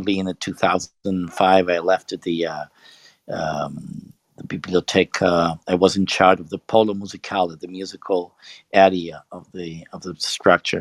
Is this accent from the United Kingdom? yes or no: no; Italy; I'm from Italy